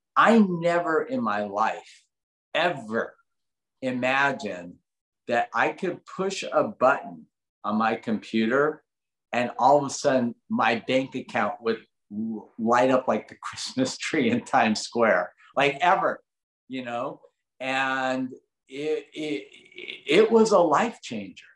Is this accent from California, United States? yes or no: yes; Los Angeles, California, United States; I grew up in Granada Hills